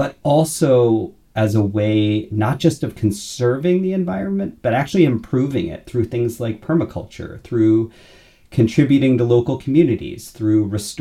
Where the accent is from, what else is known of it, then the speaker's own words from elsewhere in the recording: United States; moved away as an adult; also born or lived in California / Florida / London, United Kingdom / New York City, United States; now in Grand Rapids, United States; I grew up in California and Florida.